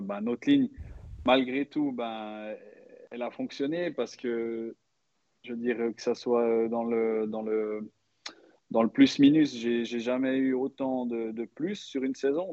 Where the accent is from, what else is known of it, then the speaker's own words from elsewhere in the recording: Switzerland; en tant que Suisse